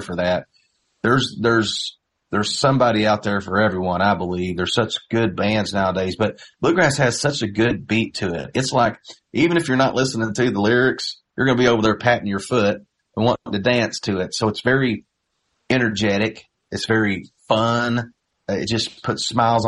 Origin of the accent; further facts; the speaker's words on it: Knoxville, Indiana, United States; I grew up in Knoxville, just East Davis County, little farming community